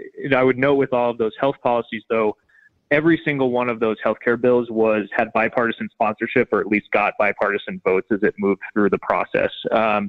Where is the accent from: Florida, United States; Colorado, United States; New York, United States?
Colorado, United States; Steamboat Springs; now in Avon, United States; I grew up in Steamboat Springs and my family still lives there, but I live down in Eagle County now in the town of Avon.